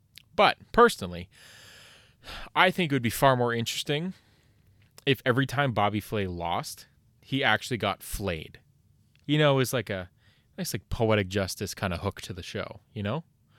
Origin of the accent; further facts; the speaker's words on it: Canada; Now, you may be under the impression that as a Canadian, I know all about hockey.